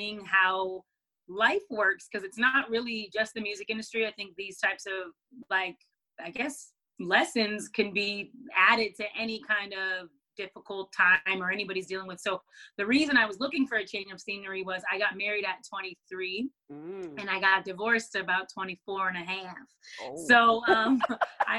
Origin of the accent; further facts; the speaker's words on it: Seattle, Washington, United States; moved away as an adult; also born or lived in Los Angeles; I'm from Seattle, Washington, or Washington State originally